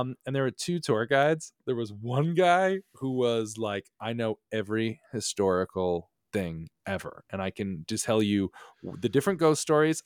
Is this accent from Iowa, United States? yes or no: no; Connecticut, United States; moved away as an adult; also born or lived in New York; growing up in New England